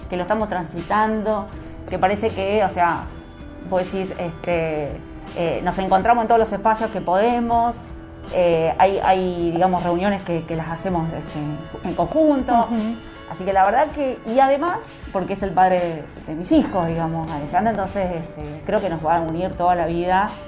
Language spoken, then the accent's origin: Spanish; Caleta Olivia, Santa Cruz, Argentina; moved away as an adult; now in Río Gallegos, Argentina; criada. En Caleta Olivia, exactamente, hace ya 13 años que estoy acá en Gallegos adaptándome todavía, pero sí, 13 años